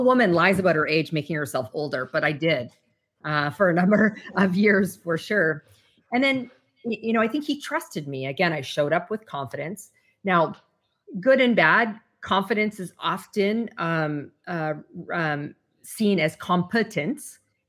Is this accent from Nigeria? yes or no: no; Canada; I'm originally from Canada. So I had my Canadian securities license.